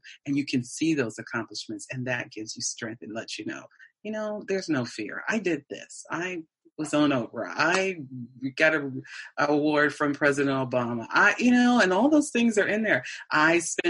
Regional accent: Canton, Ohio, United States; Canton, Ohio. Traveled the world, but still came back to my city

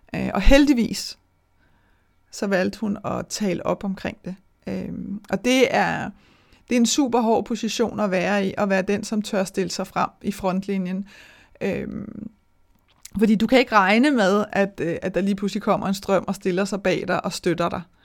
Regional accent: Denmark; vi danskere

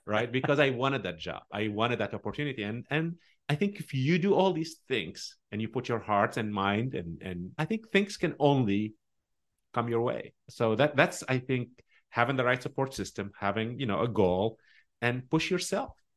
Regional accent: Tunisia; English is a second language; moved away as an adult; also born or lived in Omaha, Nebraska; now in United States; I grew up in a Muslim country

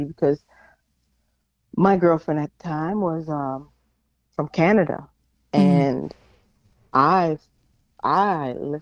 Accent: Pittsburgh, Pennsylvania, United States; now in Norfolk, United States; I am originally from Pittsburgh, PA. I live in Norfolk, Virginia

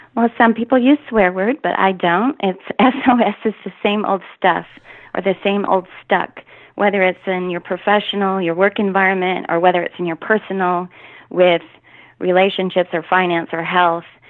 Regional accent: Michigan, United States; moved away as an adult; now in Texas, United States; I am actually from Michigan, come from a large Catholic family

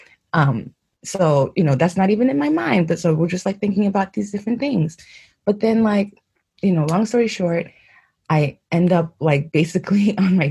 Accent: New York, United States; moved away as an adult; also born or lived in Haiti / White Plains, New York; now in Geneva, Switzerland; I was born in Haiti, yes, but, you know, I grew up in New York.

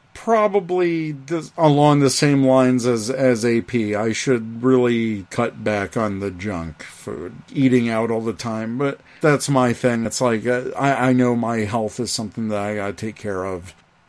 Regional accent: the South, United States; Well, look, I grew up in the South. Ketchup was fine on a hot dog.

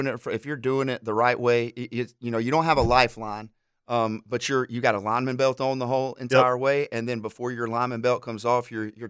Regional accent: Alabama, United States; One of the guys I grew up hunting with in Alabama

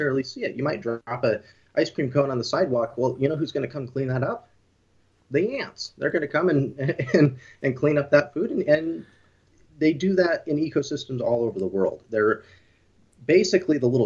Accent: Moscow, Idaho, United States; also born or lived in Colorado / Oregon; now in Bozeman, United States; I was raised in predominantly in Northern Idaho, a little bit in Oregon as well.

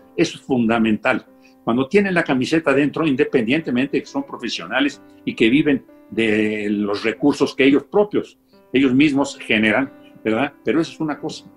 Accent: Mexico City, Mexico; Nací aquí en el eh, ex Distrito Federal, en la Ciudad de México, y cursé pues el estudios tanto primaria, secundaria, con preparatoria en el Instituto Patria

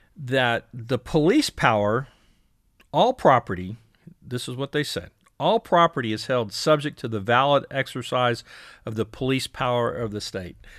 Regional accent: Houston, Texas, United States; now in Austin, United States; I'm a Houston guy originally. Live in Austin or live outside of Austin now

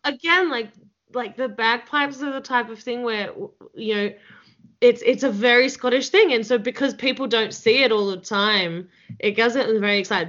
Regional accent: Australia; accent: Australian; I feel like my Australian accent gets thicker

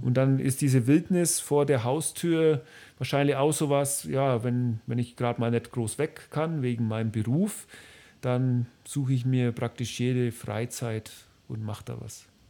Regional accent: Bavaria, Germany; ich als Bayer

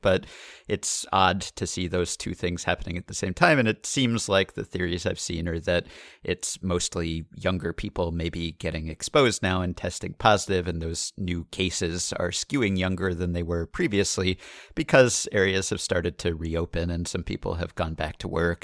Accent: New York, United States; we're from New York

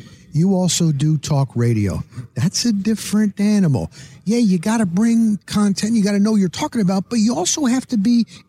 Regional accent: Tampa, Florida, United States; I'm from Tampa Bay.

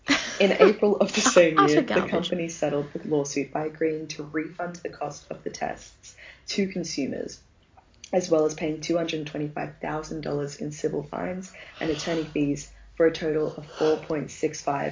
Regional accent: Australia; To be honest, as an Australian

